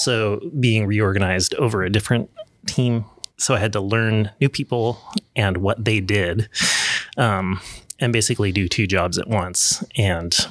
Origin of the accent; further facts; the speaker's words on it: Portland, Oregon, United States; I grew up in the Portland area